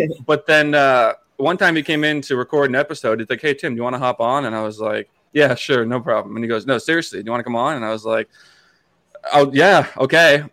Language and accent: English; Hanson, Massachusetts, United States; moved away as an adult; also born or lived in New Hampshire; I grew up in Hanson, Massachusetts, which is in the South Shore of Boston